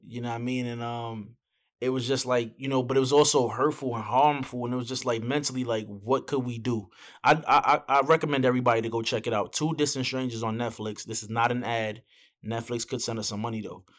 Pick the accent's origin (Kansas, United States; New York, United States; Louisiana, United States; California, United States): New York, United States; I'm from New York.